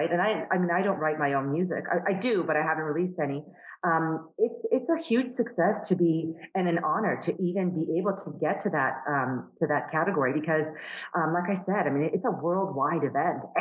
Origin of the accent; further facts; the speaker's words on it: Canada; as a, as a Canadian, obviously it's, it's important as well to be a part of that.